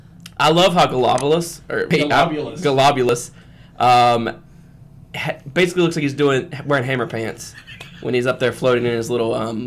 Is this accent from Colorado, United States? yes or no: no; West Virginia, United States; we're from West Virginia, so we're kind of Southern